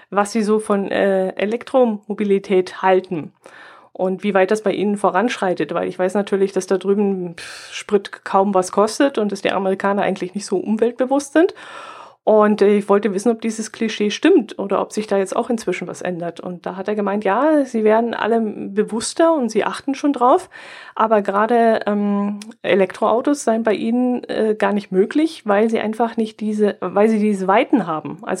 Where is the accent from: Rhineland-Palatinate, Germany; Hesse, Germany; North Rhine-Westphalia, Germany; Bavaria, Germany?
Bavaria, Germany; Der ist ja bei uns im Allgäu erfunden worden.